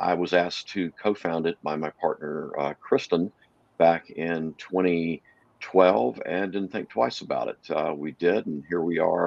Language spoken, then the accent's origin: English; Texarkana, Texas, United States; moved away as an adult; also born or lived in Dallas, Texas / Tyler, Texas; now in West Coast, United States; I grew up in Texarkana, Texas, lived in Dallas, then lived in Tyler for a while